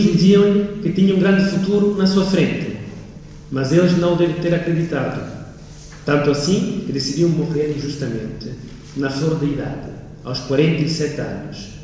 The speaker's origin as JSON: {"language": "Portuguese", "country": "Italy", "second_language": "Portuguese", "said": "Não é a minha língua materna, eu sou italiano"}